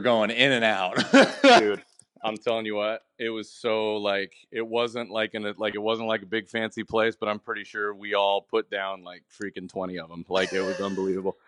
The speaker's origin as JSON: {"language": "English", "region": "Washington", "country": "United States", "said": "I'm from I'm from Washington"}